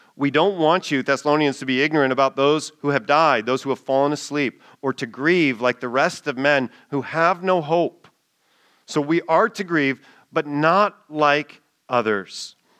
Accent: United States; as an American

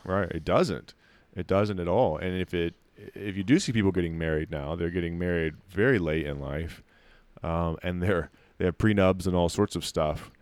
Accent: United States; you stand out as an American

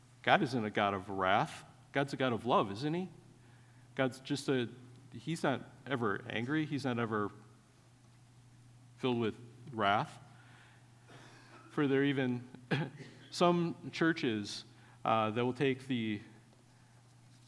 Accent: Wisconsin, United States; I grew up in Wisconsin.

